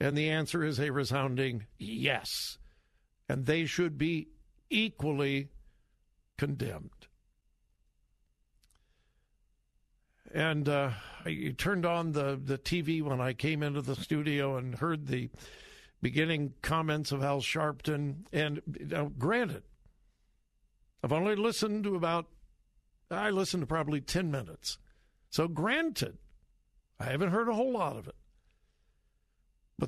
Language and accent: English; Compton, California, United States; I grew up in Compton, California